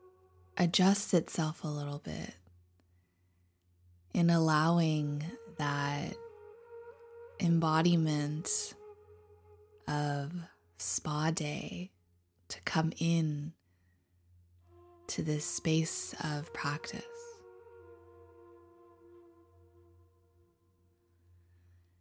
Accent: Taiwan; I'm from Taiwan

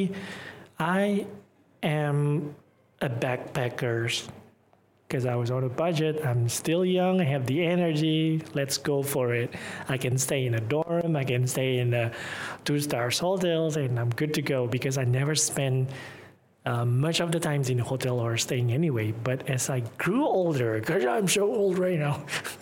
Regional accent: Tasikmalaya, West Java, Indonesia; English is a second language; moved away; also born or lived in Malaysia; I'm from Tasikmalaya

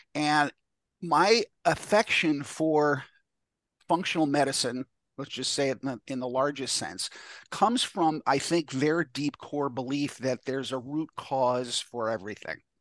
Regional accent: New York, United States; I, am from New York

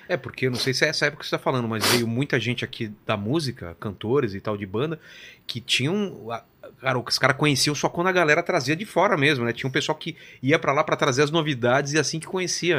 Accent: São Bernardo do Campo, São Paulo, Brazil; eu sou de São Bernardo

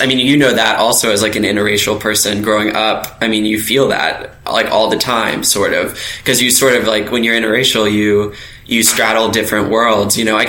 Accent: Virginia, United States; in my hometown in December of 2019. So it's that recent. I mean, so like when you grow up here, just the Confederacy is in everything that you do.

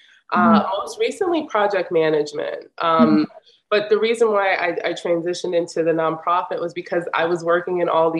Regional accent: New York, United States; I'm from Harlem, New York.

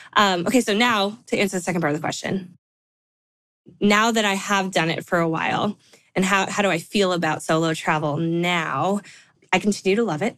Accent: California, United States; now in Nashville, United States; I live in Nashville, like Stephanie. Um, although I'm from California, I always like to say that because I love my home state. I'll probably never move back

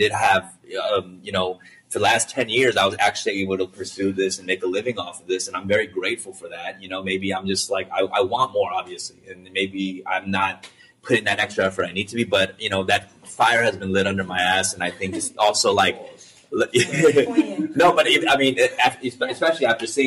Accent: California, United States; accent: Cali; I'm definitely very Cali compared to them. They're very New York. I'm very Cali. You know, I think people hear that in the way I talk

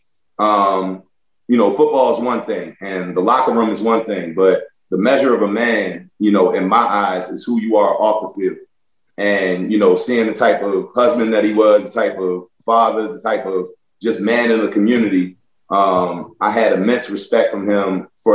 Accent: Baltimore, Maryland, United States; moved away as an adult; also born or lived in Buffalo; growing up in Baltimore

